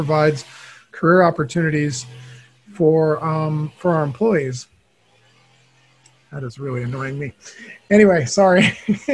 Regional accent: Los Angeles, California, United States; I grew up in Los Angeles

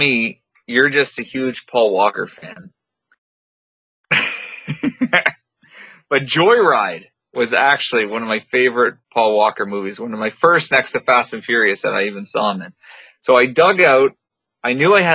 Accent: Niagara, Ontario, Canada; I'm from Niagara.

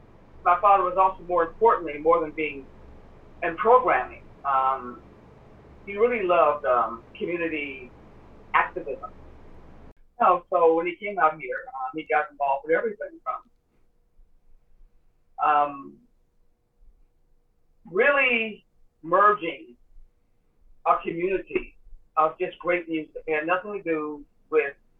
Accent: Los Angeles, California, United States; also born or lived in Dallas, Texas; So I was raised in Los Angeles. However, I was born in Dallas, Texas.

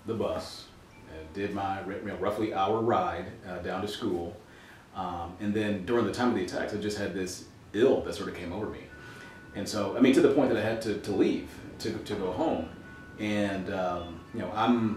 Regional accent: Milwaukee, Wisconsin, United States; I was born and raised here. We moved around a lot

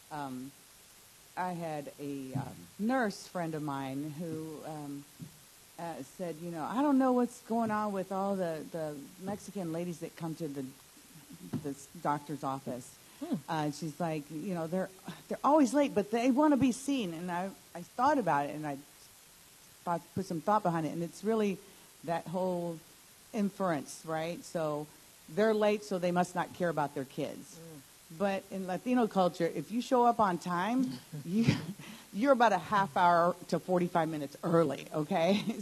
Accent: Bolivia; also born or lived in United States; now in West Virginia, United States; I was born here in the U.S., but I grew up in South America and then came back to the U.S. So it was kind of different, you know. And as a Latina with, um, you know, parents from South America, being here in the U.S.

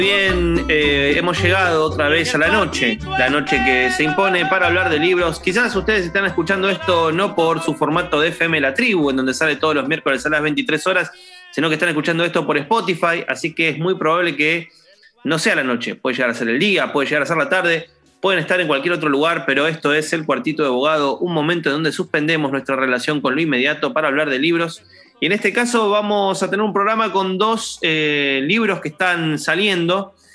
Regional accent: San Martín, Buenos Aires Province, Argentina; yo soy de Villa Lynch

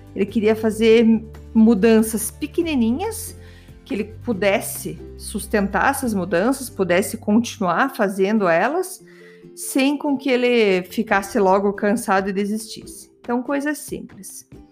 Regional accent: Brazil; eu sou brasileira

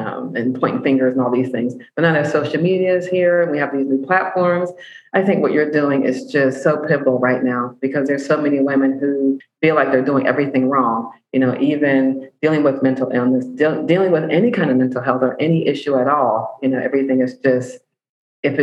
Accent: Pittsburgh, Pennsylvania, United States; I'm from Pittsburgh.

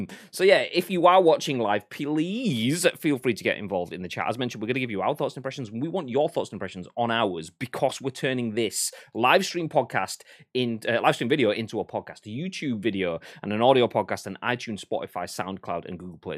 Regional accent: Yorkshire and the Humber, United Kingdom; I'm a Yorkshireman, uh, and a Northerman, which is the same sort of thing

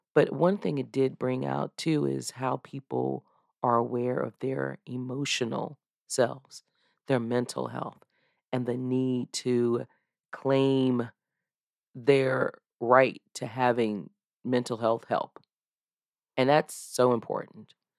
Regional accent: United States; back when I was a little girl growing up in Mecklenburg County

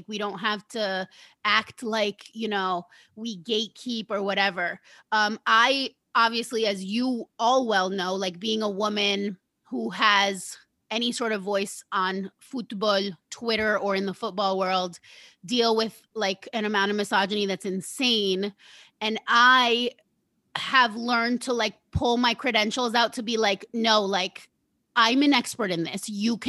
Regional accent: New Jersey, United States; So with that being said, when the New Jersey Housewives, because I'm from Jersey, I was like, all right, I have to watch The Housewives

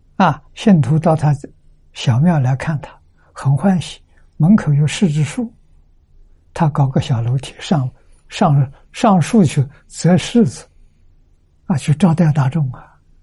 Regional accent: China; 我们中国人

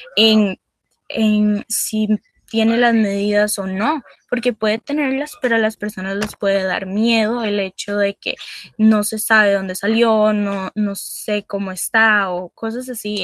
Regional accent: Costa Rica; nosotros como costarricenses

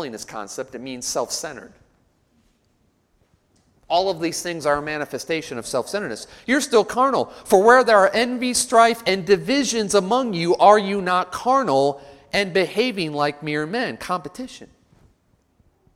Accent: Chicago, Illinois, United States; now in Nashville, United States; I grew up in Chicago, so I'm used to it

